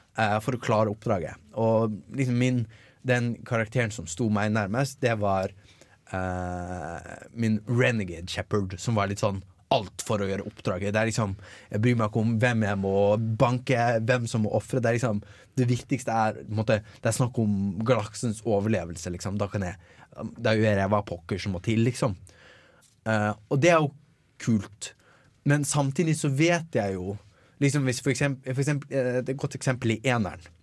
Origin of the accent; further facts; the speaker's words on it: Bergen, Vestland, Norway; Jeg er fra Bergen